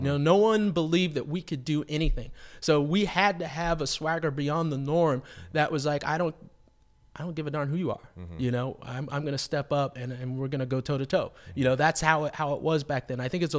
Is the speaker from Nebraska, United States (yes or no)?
no; Los Angeles, California, United States; So, but also the way I like to put it is that I'm an LA kid. I'm from Los Angeles.